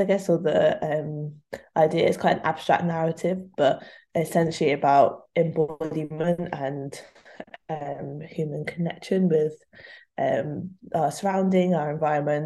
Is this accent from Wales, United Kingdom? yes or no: no; London, United Kingdom; moved away; I'm from London, also I grew up.